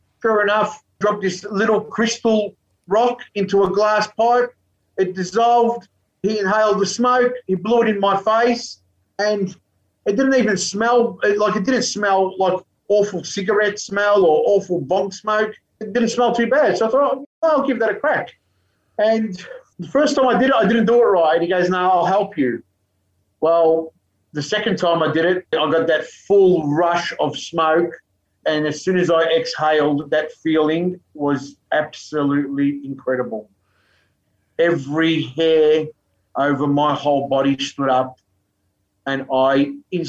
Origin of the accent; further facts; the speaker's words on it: Melbourne, Victoria, Australia; I grew up in Melbourne